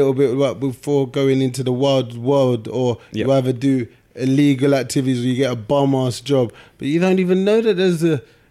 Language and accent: English; Nigeria; you can't be a doctor, a lawyer, or an accountant because I'm Nigerian.